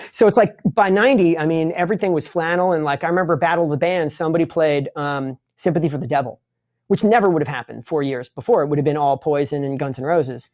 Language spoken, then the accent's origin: English; Long Island, New York, United States; I'm from Long Island, which is a part of, uh, the United States